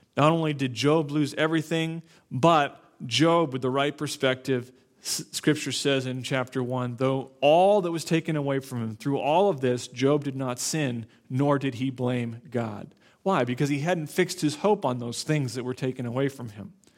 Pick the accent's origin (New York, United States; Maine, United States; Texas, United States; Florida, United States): Florida, United States; Naples; moved away; I grew up in Florida, South Florida